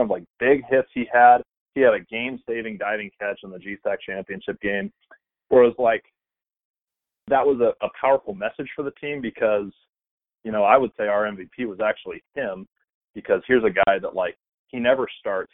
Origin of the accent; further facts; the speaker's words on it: about 40 minutes from William Jessup, California, United States; William Jessup's like 40 minutes from my hometown